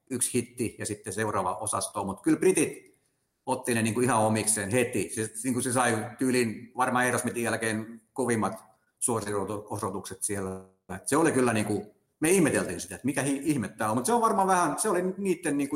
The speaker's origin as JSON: {"language": "Finnish", "town": "Turku", "region": "Southwest Finland", "country": "Finland", "said": "Et nyt mä oon Suomesta asti, Suomen Turusta asti matkustanut"}